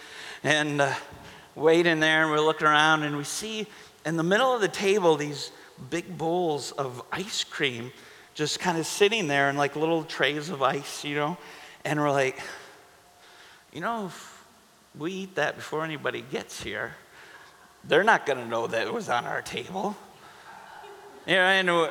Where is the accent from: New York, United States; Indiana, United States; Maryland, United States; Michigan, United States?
Michigan, United States; Holly; I was from Holly